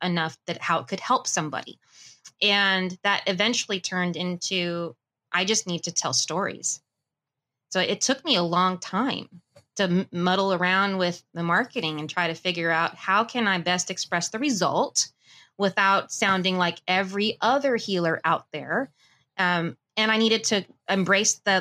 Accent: Burbank, California, United States; also born or lived in Las Vegas / Idaho; I was born and raised in Burbank

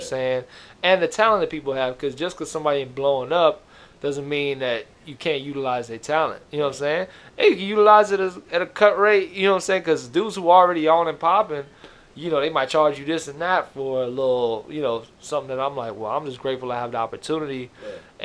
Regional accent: Miami, Florida, United States; now in Los Angeles, United States; I'm originally from Miami

